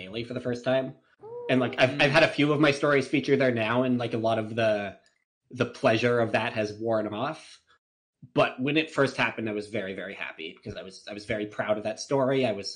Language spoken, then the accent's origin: English; Canada; I'm Canadian, and our national animal here in Canada is beaver